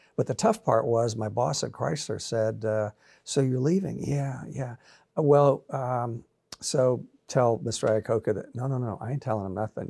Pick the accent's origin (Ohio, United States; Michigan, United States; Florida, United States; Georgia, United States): Florida, United States; also born or lived in Brooklyn, New York; now in Nashville, United States; moved to Florida.